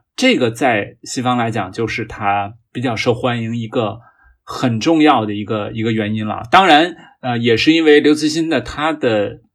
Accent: China; 我们中国人对科技的态度是比较务实的

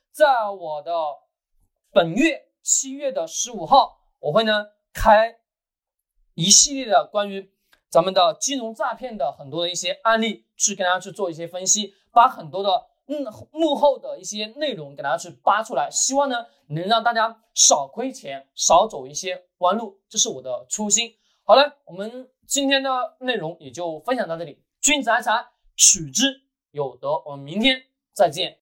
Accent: China; 我们中国人

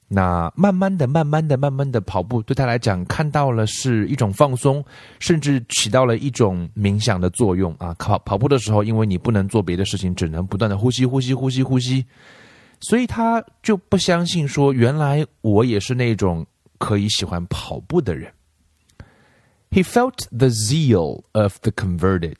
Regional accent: China; 我们中国人学英文

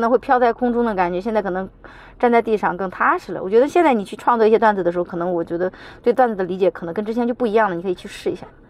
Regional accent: China; 我们中国人

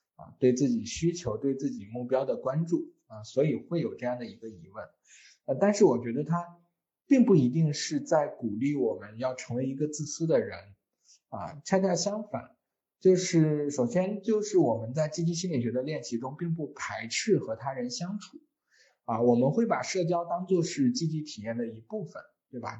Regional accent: China; 我们中国人

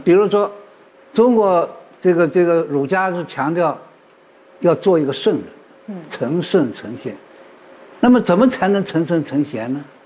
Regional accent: India; Chinese is a second language; moved away; 我是来自，呃，印度的

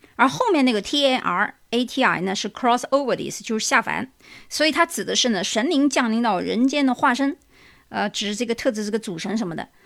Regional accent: China; 我们中国人

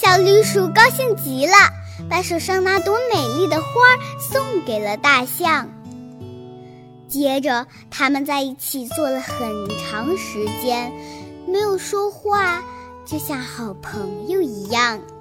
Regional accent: Liuyang, Hunan, China; 今年七岁，我来自湖南省浏阳市人民路小学

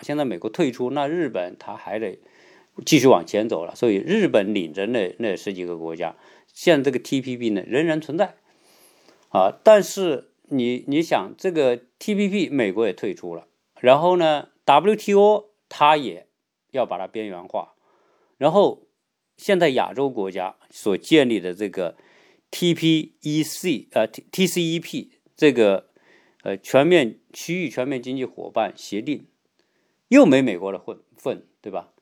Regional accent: China; now in United States; 哪怕是我是个中国人，在，是一个在美国的华人

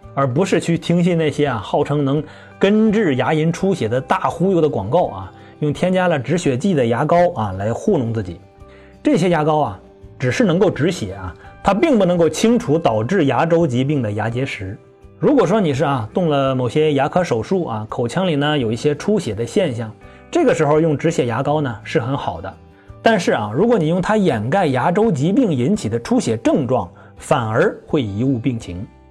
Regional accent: China; 我们中国人

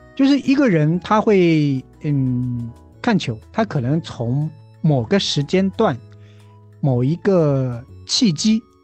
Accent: China; 因为我们是中国人嘛

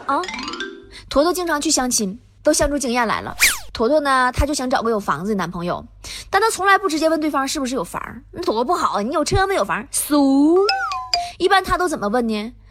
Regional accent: Tieling, Liaoning, China; 对于我这个铁岭人来说

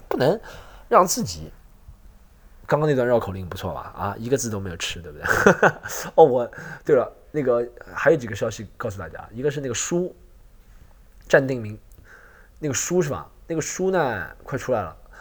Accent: Shanghai, China; 来自上海的

